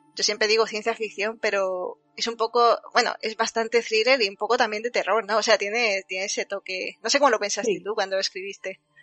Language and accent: Spanish; Andalusia, Spain